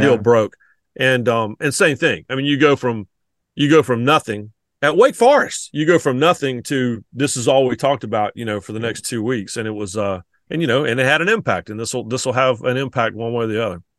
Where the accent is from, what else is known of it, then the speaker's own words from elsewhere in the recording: the Carolinas, United States; I'm from the Carolinas